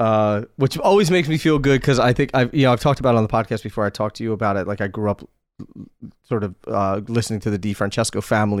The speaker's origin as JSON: {"language": "English", "region": "Pennsylvania", "country": "United States", "tie": "born or raised there", "said": "I consider myself a Philadelphian, I grew up outside of Philly, but I'm a Philly guy, through and through."}